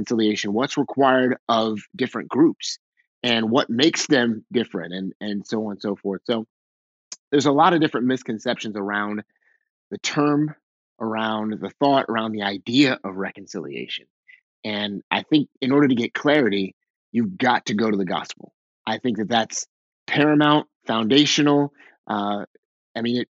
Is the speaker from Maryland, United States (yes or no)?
yes; Waldorf, Maryland, United States; moved away as an adult; also born or lived in Pennsylvania; now in Boston, United States; I grew up in Southern Maryland, just south of DC on the Maryland side by about 30 minutes, a little town called Waldorf.